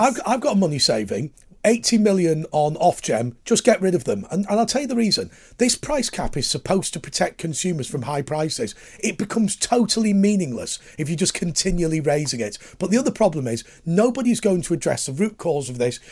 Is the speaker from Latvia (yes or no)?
no; Lancashire coalfield, North West England, United Kingdom; I grew up on the Lancashire coalfield